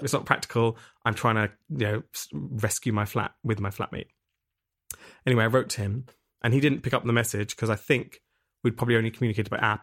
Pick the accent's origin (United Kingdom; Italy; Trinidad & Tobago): United Kingdom; England; moved away as an adult; now in Berlin, Germany; I'm from England originally. I moved to Berlin, uh, almost seven years ago.